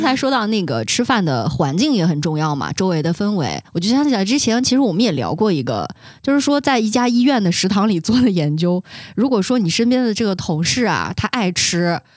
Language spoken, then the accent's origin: Chinese; Xinjiang, China; moved away; 我的很多的亲人呐、朋友啊、同事啊，尤其是男性为主啊，他们如果说离开家一段时间，说回到新疆